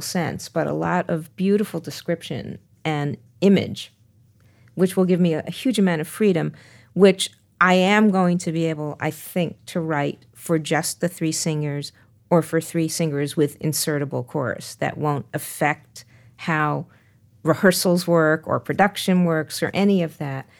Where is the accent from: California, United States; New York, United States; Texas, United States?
New York, United States; as a New Yorker